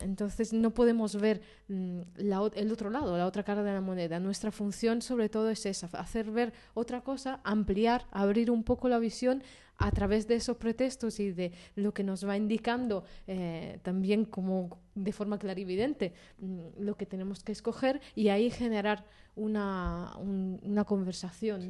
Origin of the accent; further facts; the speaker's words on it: Italy; moved away; yo soy italiana